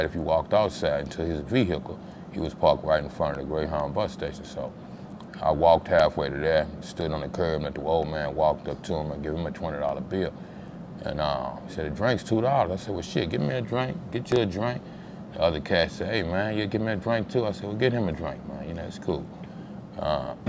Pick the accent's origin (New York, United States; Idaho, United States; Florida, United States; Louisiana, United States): Louisiana, United States; moved away as an adult; now in Dallas, United States; I'm from Louisiana.